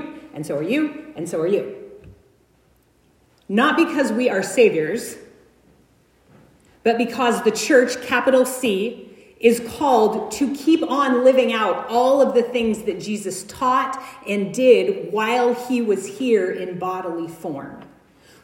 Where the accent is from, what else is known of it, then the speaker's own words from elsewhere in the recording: United States; I'm white. I'm American